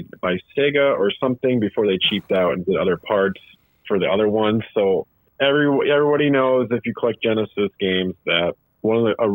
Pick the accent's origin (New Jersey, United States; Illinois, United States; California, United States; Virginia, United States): Illinois, United States; Waukegan; growing up in Waukegan, Illinois.